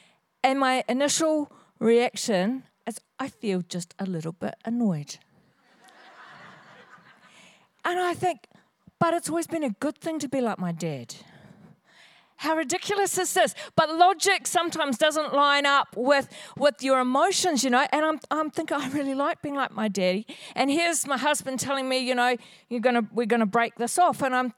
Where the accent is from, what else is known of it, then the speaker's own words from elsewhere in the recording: Hawesville, Kentucky, United States; So I was raised in Hawesville in this area, and we had a market garden up the road just a little bit.